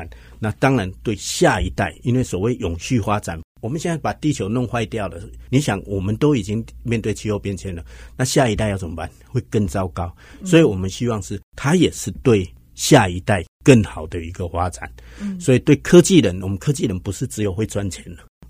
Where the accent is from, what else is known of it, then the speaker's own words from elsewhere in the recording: Hsinchu, Taiwan; 然后我是新竹人，